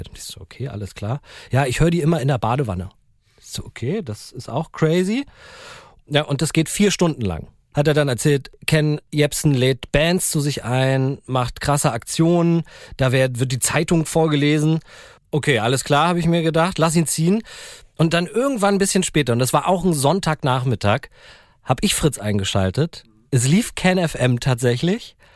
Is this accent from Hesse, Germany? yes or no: no; Berlin, Germany; Ich bin ja in Berlin-Spandau aufgewachsen, übelste Vorstadt.